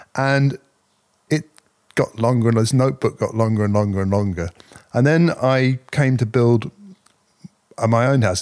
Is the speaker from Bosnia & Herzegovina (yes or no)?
no; Cambridge, East of England, United Kingdom; I was working in a small development business in Cambridge, my hometown. I've always been based in Cambridge.